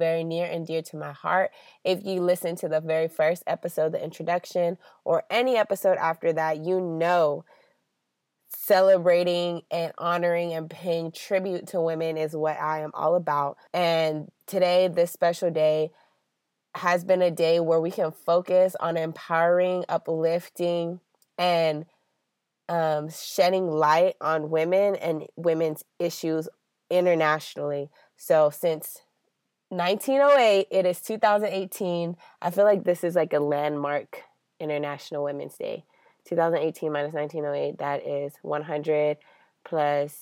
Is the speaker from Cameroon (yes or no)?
yes; Cameroon; now in United States; I am a U.S. citizen, but also my home country of Cameroon